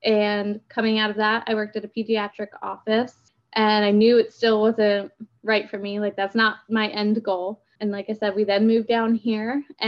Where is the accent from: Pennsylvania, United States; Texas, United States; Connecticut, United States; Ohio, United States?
Pennsylvania, United States; We moved down here from Pennsylvania 2 years ago.